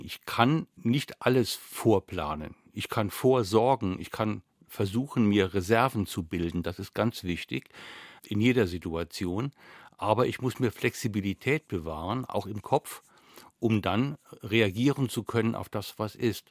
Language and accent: German; Saarland, Germany; Zum einen bin ich Saarländer.